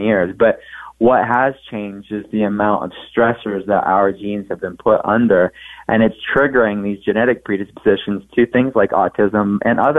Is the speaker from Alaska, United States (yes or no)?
no; Pittsburgh, Pennsylvania, United States; I'm from Pittsburgh